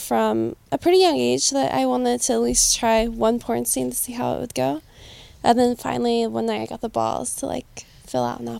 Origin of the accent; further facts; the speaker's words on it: North Carolina, United States; moved away; I'm from North Carolina originally.